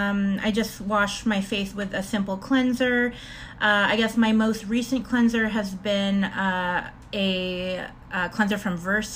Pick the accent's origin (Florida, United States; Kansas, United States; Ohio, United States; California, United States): California, United States; Torrance; moved away as an adult; now in Portland, United States; I am originally from Torrance, California, and I've been in Portland for about 6-7 years now